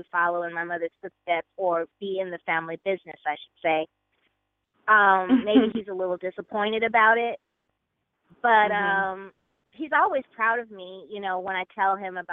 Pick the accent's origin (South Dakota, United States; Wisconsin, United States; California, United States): California, United States; Los Angeles; also born or lived in Chicago, Illinois / New York City; I was born in Chicago